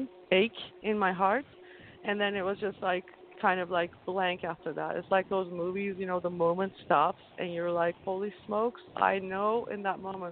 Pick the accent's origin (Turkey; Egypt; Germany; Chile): Turkey; moved away as an adult; I'm originally from Turkey, like I mentioned. I moved here when I was 24, and until then, I survived a lot in Turkey growing up